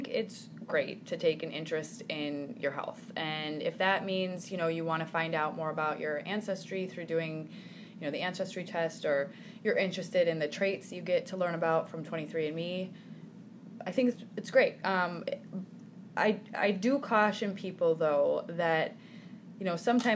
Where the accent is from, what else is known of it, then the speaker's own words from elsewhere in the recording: Sioux Falls, South Dakota, United States; also born or lived in New York City; I'm from Sioux Falls. I grew up here.